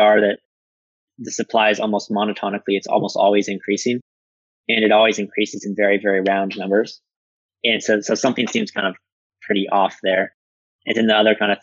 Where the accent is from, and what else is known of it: United States